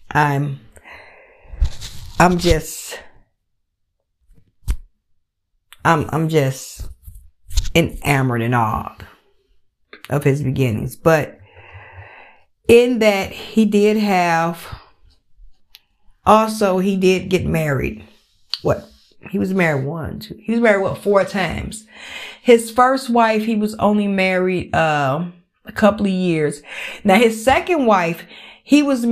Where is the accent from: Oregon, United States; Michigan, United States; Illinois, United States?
Illinois, United States; Chicago; I'm from Chicago